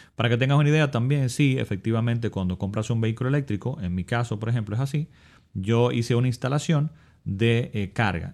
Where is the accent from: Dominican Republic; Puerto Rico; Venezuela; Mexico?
Dominican Republic; mi país